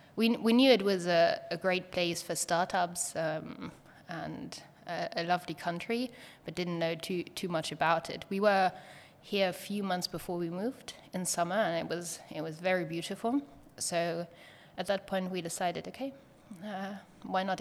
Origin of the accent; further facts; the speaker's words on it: Germany; moved away as an adult; also born or lived in Berlin; now in Estonia; we had to decide if we want to stay in Germany or if we move